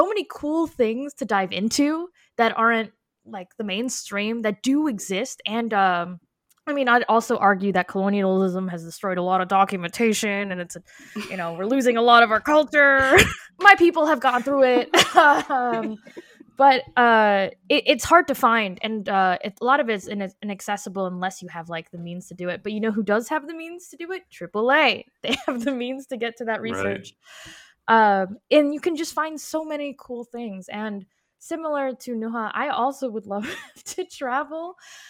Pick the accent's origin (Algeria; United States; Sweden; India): Algeria; I'm from Algeria, and we're not even considered Arab technically. We're considered Arabized Berbers or Amazigh.